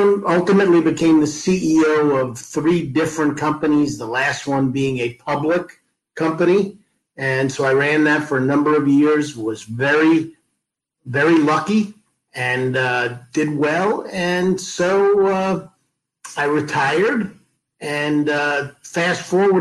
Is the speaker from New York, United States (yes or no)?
yes; Levittown, New York, United States; I was the son of a mailman, Levittown, New York